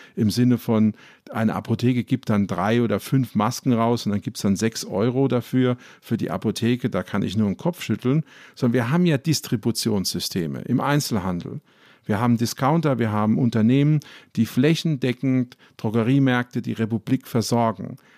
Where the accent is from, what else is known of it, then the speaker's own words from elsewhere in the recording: Ludwigshafen, Rhineland-Palatinate, Germany; ich komme zum Beispiel aus Ludwigshafen, das ist die Stadt der BSF